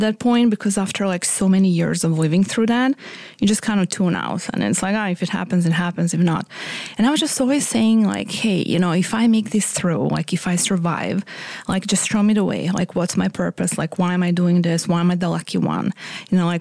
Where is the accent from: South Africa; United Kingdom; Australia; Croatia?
Croatia; moved away; I'm from Croatia, but I was born in Yugoslavia